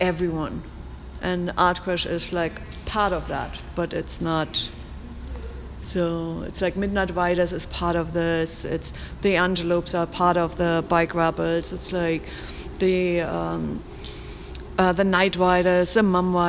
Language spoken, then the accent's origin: English; Germany; moved away; in Germany, back in my hometown